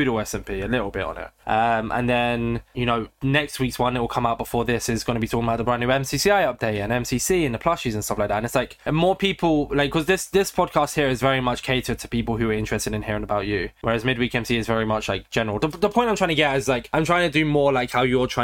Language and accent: English; United Kingdom; I am British